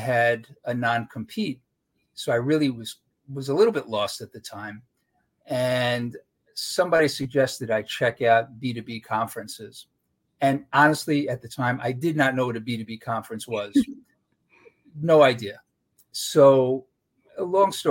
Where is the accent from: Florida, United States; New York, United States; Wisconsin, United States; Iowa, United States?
New York, United States; New York City; I grew up in Brooklyn